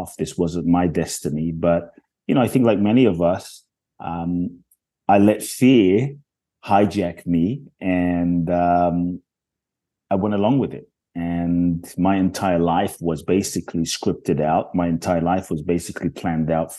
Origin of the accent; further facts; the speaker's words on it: London, United Kingdom; also born or lived in Ghana; now in United States; I grew up in London